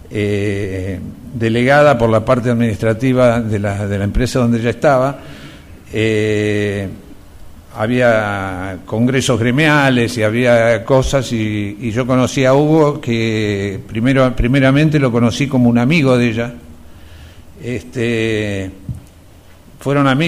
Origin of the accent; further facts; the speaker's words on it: Mar del Plata, Buenos Aires Province, Argentina; tengo 66 años, y … Nosotros somos de Mar del Plata.